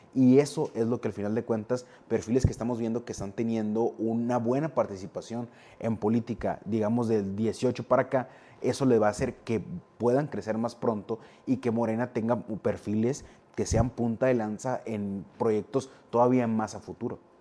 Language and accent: Spanish; Navojoa, Sonora, Mexico; soy, de Navojoa